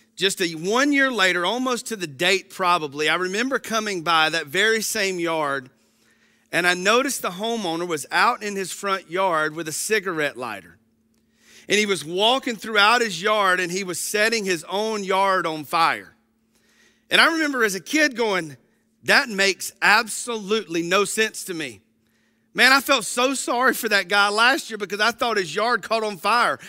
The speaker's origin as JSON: {"language": "English", "region": "Georgia", "country": "United States", "tie": "born or raised there", "said": "I grew up in the North Hall community"}